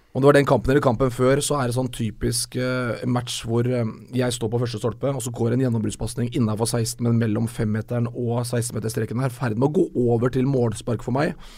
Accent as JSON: {"language": "Norwegian", "town": "Moss", "region": "Østfold", "country": "Norway", "said": "Jeg var jo på sånn mellomstasjon eh, hjemme i Moss"}